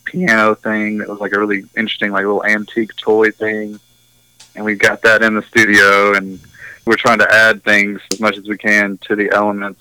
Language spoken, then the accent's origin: English; Nashville, Tennessee, United States; I'm from Nashville. I'm from here in Nashville. Born and raised in like the South Nashville side of things